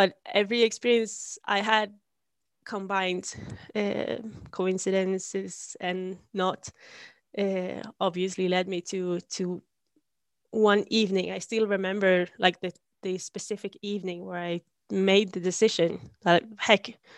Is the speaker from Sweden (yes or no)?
yes; Sundsvall, Västernorrland County, Sweden; I come from Sweden, obviously. And I grew up in a town called Sundsvall